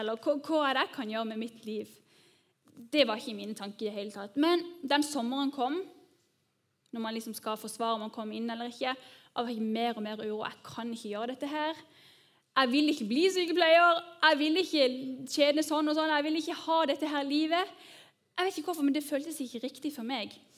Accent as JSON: {"language": "Norwegian", "country": "Norway", "said": "oss som nordmenn"}